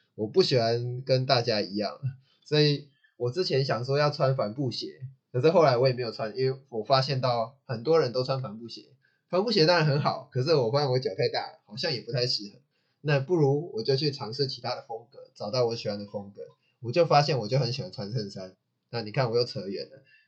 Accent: Taichung, Taiwan; 我还是适合台中，因为我就是台中长大的

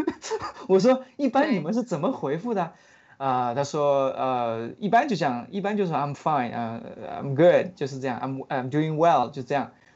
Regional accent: China; moved away; I'm from China

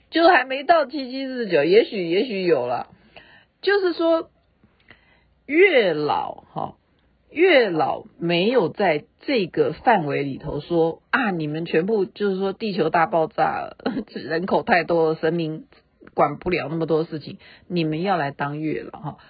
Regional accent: Taiwan; accent: Taiwanese Mandarin; 我只会讲我的台湾国语

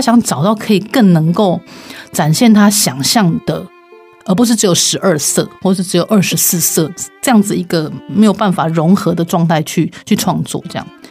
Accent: Taiwan; 我们自己在台湾生长长大

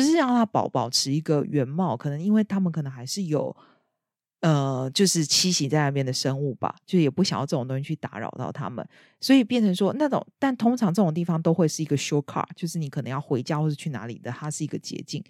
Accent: Taiwan; now in United Kingdom; 以我一个台湾人

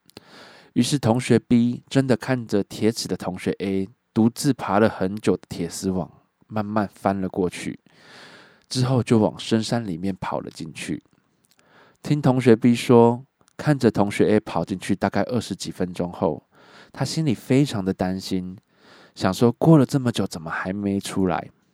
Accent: Miaoli County, Taiwan; also born or lived in Changhua; 我是土生土长的苗栗人

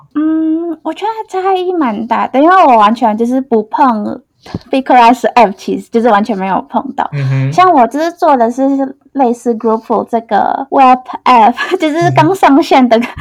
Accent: Indonesia; Chinese is a second language; moved away as an adult; now in Taiwan; 我来自印尼

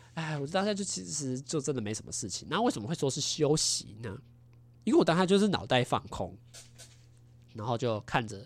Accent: Taiwan; 我们台湾人

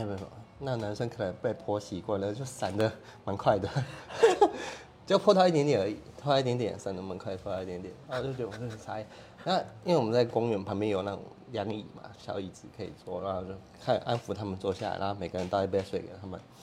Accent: Kaohsiung, Taiwan; 高雄人 嗯。啊，所以就在这边嘛，因为这是我的故乡

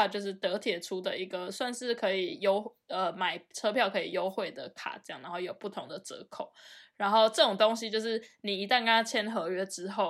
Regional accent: Taiwan; now in Germany; 然后这件事我刚从台湾来的时候，我超不习惯

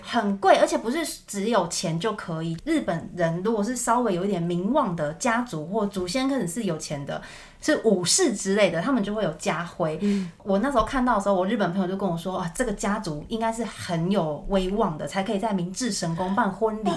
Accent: Taichung, Taiwan; 因为我是台中人嘛

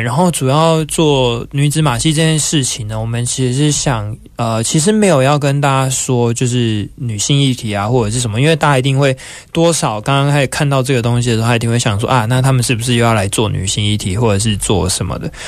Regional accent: Taiwan; 我们是台湾的

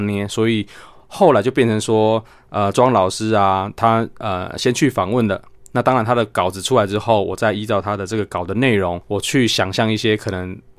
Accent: Chiayi County, Taiwan; 我们嘉义最有名就小番茄嘛

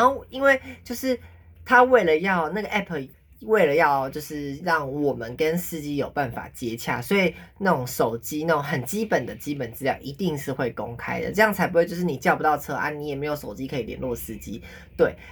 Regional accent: Taipei, Taiwan; 我是台北人呐，我没有去，我没有，我都没有去过别的县市

